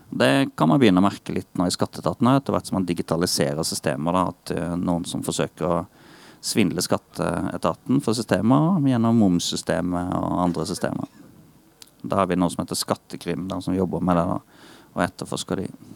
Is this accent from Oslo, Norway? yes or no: no; Eydehavn, Agder, Norway; also born or lived in Birkeland; Jeg kommer opprinnelig fra Eidehavn, da. Det er en mil herfra